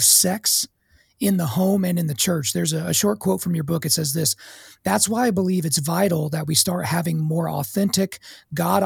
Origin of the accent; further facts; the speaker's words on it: Oklahoma, United States; I grew up in Oklahoma